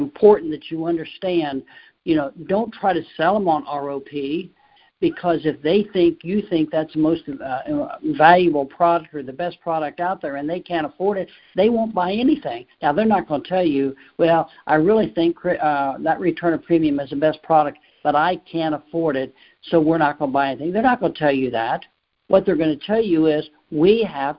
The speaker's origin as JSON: {"language": "English", "town": "Cincinnati", "region": "Ohio", "country": "United States", "said": "I'm from Cincinnati"}